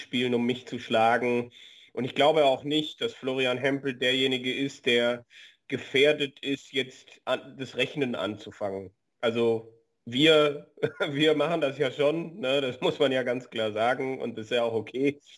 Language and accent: German; Germany; bei uns in Deutschland